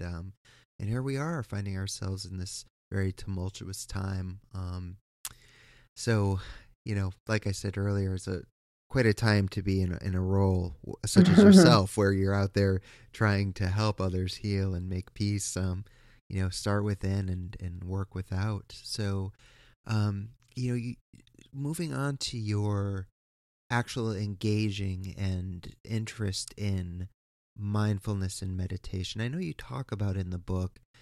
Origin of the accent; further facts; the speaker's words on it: East Coast, United States; I am from the East Coast